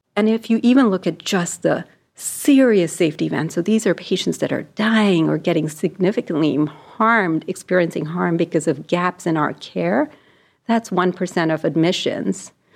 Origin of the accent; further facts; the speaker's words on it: India; moved away as an adult; So I was born in India and I grew up there and I went to med school there.